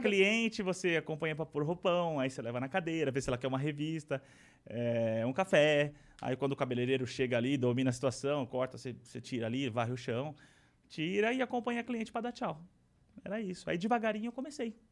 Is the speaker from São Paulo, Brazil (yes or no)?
yes; São Paulo, Brazil; Aí nasci em São Paulo, né? E fui criado pela família do meu, do meu, do meu pai